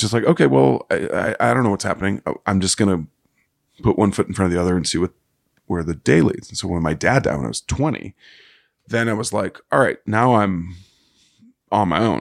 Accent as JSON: {"language": "English", "region": "Missouri", "country": "United States", "tie": "born or raised there", "said": "I grew up in Missouri"}